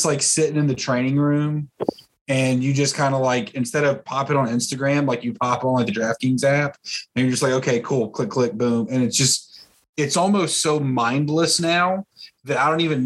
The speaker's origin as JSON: {"language": "English", "town": "Memphis", "region": "Tennessee", "country": "United States", "tie": "born or raised there", "moved": "yes", "said": "I'm obviously born and raised in the Memphis area, so it was Central time. Then I moved to the Eastern time zone"}